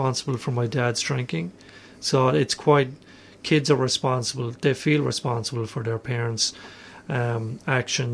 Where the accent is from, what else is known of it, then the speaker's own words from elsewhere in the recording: Ireland; moved away as an adult; also born or lived in Melbourne, Australia; now in Australia; I'm Irish. I moved here 12 years ago